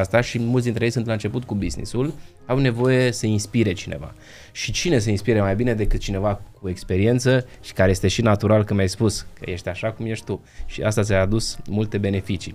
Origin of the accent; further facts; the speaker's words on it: Transylvania, Romania; Eu sunt ardelean